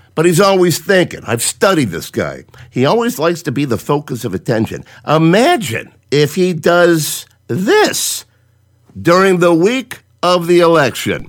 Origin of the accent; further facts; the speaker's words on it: Cleveland, Ohio, United States; also born or lived in Willoughby, Ohio; I'm from Cleveland, born and raised. Live in Willoughby, 20 miles east of First Energy Stadium